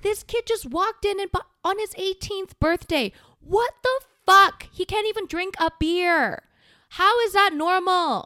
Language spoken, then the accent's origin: English; South Korea; now in Canada; I'm from Korea.